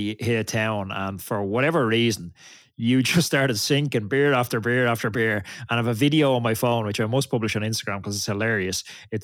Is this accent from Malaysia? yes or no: no; Ireland; as an Irish rider